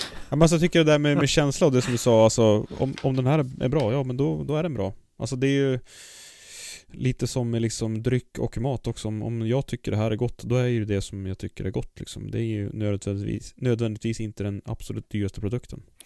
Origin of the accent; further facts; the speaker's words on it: Kramfors, Västernorrland County, Sweden; moved away; när jag bodde i Kramfors och körde. Jag är född i Kramfors